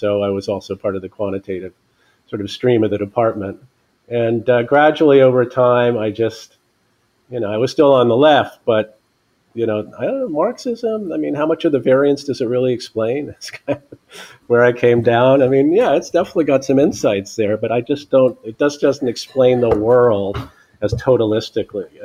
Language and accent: English; Silver Spring, Maryland, United States; I grew up around where I am now in Silver Spring, Maryland